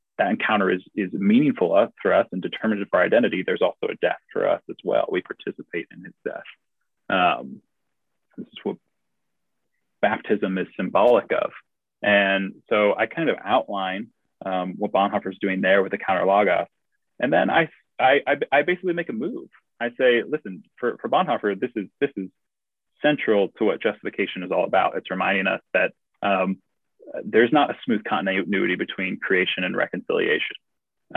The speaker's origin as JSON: {"language": "English", "country": "United States", "also_born_or_lived": "St Andrews, United Kingdom", "said": "me as an American who is trying to write a thesis on theology"}